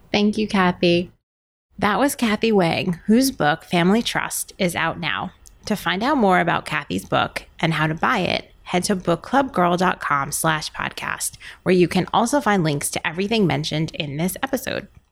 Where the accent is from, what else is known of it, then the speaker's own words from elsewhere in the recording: New York City, New York, United States; I'm a New Yorker